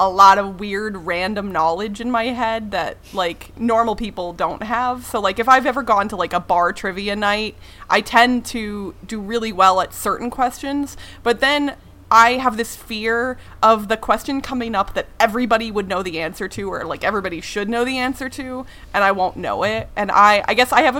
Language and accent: English; United States; I am American. I've lived here my whole life